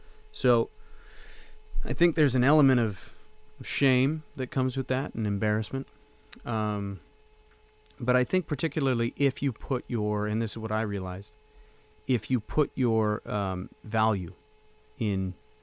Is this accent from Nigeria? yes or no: no; Canada; So as a Canadian, you know, when you go over to the States, and I guess I was a stubborn kid. I just wasn't going to go home.